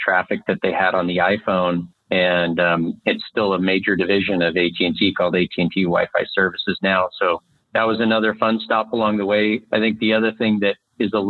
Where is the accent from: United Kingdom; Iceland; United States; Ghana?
United States; Montana; moved away as an adult; also born or lived in Austin, Texas; I grew up here in Montana. I'm coming to you from Whitefish, Montana, yeah, fifth generation Montanan